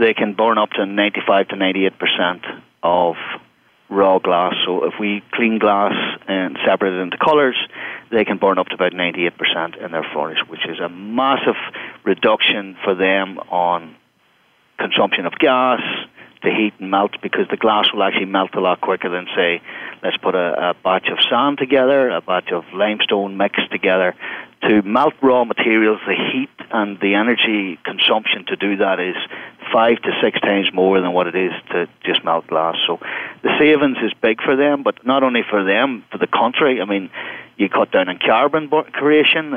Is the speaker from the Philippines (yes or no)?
no; Ireland; accent: Irish; now in United States; I speak with an Irish accent, I come from Europe